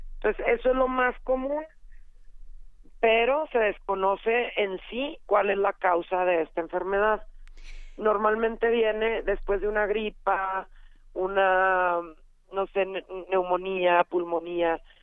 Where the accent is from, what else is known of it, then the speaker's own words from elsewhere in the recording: Chihuahua, Mexico; Yo soy de Chihuahua, ahí deben de notar por el acento.